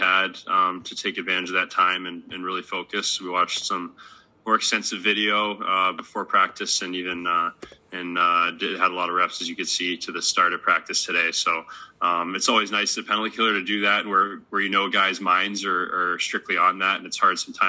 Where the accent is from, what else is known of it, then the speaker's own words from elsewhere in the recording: Columbus, Ohio, United States; moved away; Columbus, my hometown, and see my family